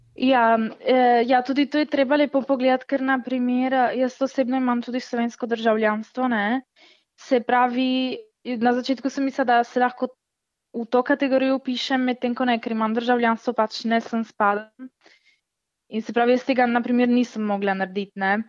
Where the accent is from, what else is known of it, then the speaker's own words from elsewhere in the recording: Italy; smo mi iz Italije